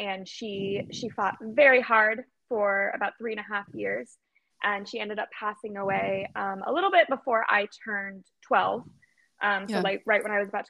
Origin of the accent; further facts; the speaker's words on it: Arizona, United States; I was born and raised in Arizona. I've never left Arizona